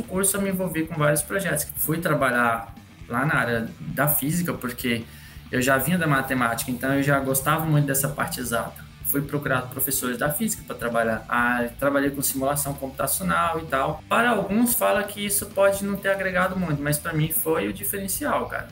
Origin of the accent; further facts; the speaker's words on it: Tesouro, Mato Grosso, Brazil; now in Rondonópolis, Brazil; Eu, sou... eu, vim de Tesouro, Mato Grosso